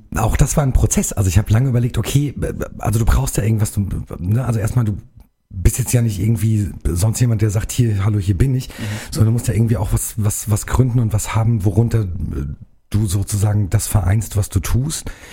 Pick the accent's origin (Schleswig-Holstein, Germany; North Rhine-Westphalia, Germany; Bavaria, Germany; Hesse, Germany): Hesse, Germany; Karben; komme hier aus dem Nachbarkreis, aus der Wetterau, aus Karben, um genau zu sein, bei Bad Vilbel